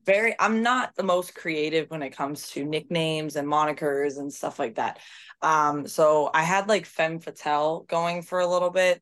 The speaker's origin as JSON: {"language": "English", "country": "United States", "said": "I was American"}